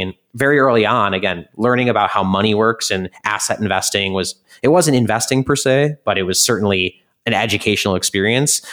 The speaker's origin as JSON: {"language": "English", "region": "Midwest", "country": "United States", "moved": "yes", "lives_now": "New York City, United States", "said": "I come from the Midwest where it's all value"}